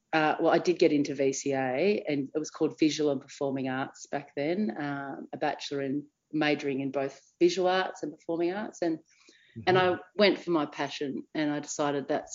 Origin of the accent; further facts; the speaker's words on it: Geelong, Victoria, Australia; as a young person growing up in Geelong